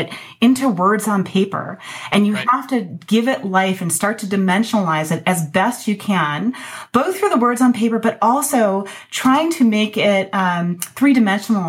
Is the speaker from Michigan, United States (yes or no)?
yes; Ann Arbor, Michigan, United States; moved away as an adult; also born or lived in Madison, Wisconsin / Colorado; I grew up in Ann Arbor, Michigan